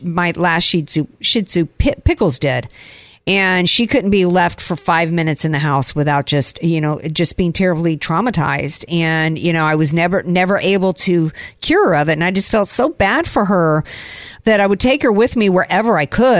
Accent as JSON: {"language": "English", "region": "the South", "country": "United States", "tie": "born or raised there", "said": "growing up in the South"}